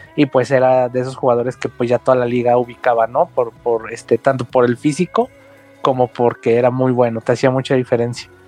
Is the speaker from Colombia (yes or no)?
no; Guanajuato, Mexico; now in Guadalajara, Mexico; de Guanajuato, de donde yo soy originalmente